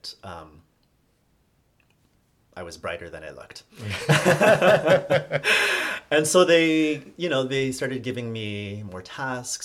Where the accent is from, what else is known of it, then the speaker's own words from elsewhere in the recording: Toronto, Ontario, Canada; moved away as an adult; also born or lived in Hong Kong / United States; I'm from Toronto